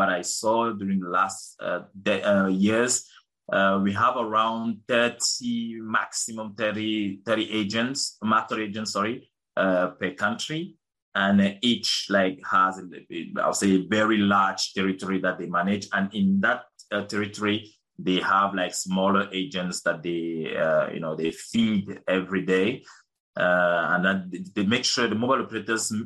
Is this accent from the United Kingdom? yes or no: no; Cameroon; moved away as an adult; also born or lived in Marseille, France; I was born and raised in Cameroon